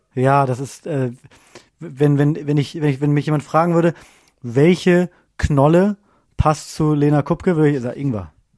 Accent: Bremen, Germany; moved away; Ich komme ja ursprünglich aus Bremen

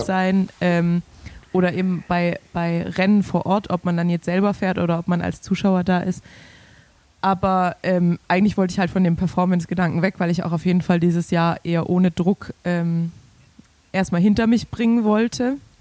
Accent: Swabia, Germany; als Schwabe

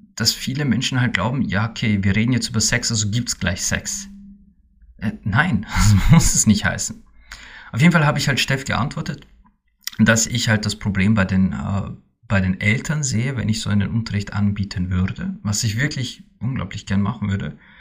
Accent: Austria; bei uns in Österreich

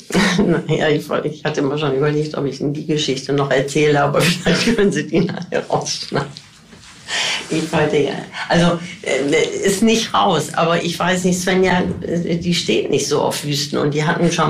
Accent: Rhineland, Germany; wir kommen eben alle aus dem Rheinland ne?

